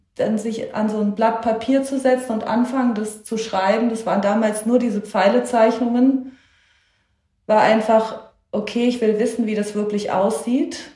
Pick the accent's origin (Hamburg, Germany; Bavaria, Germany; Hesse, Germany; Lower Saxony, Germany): Hesse, Germany; Darmstadt; habe das bis zum Abitur auch dort gemacht, also an der Akademie für Tonkunst in Darmstadt, parallel zum Gymnasium